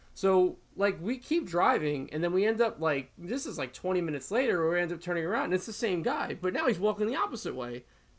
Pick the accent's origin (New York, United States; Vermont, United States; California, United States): New York, United States; Long Island; I'm from Long Island, I live in Long Island